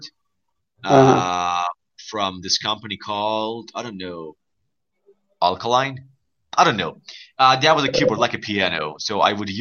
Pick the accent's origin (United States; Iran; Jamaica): Iran; English is a second language; I was born in Iran